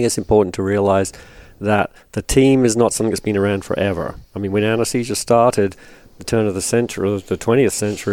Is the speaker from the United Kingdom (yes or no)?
yes; England, United Kingdom; moved away as an adult; also born or lived in North Carolina; now in United States; I'm from England, as you intimated, but been in the States for a long time, since the 80s